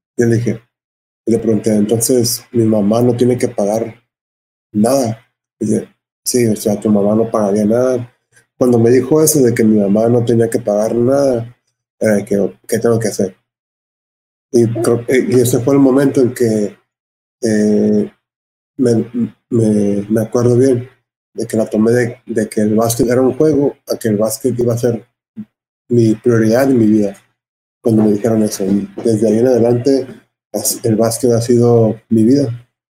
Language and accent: Spanish; Los Angeles, California, United States; yo creciendo en Los Ángeles